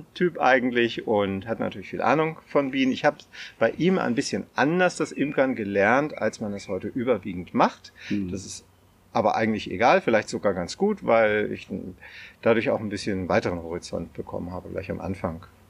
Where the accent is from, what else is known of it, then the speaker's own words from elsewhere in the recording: near Celle, Lower Saxony, Germany; also born or lived in Hannover; So das Klassische mit der Schule in den Nachbarort gefahren. Also ich komme aus der Nähe von Celle